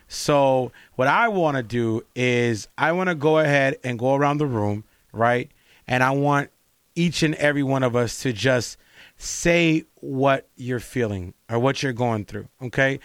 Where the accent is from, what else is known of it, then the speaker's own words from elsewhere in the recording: Los Angeles, California, United States; I grew up in L A, like, I'm from L A, I'm from, I'm from South Central and I'm from mid-city